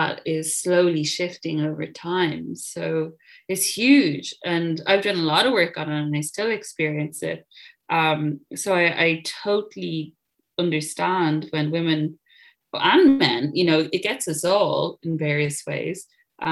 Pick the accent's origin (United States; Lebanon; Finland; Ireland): Ireland; moved away as an adult; also born or lived in Dublin / London; now in United Kingdom; I grew up in Catholic Ireland in the 90s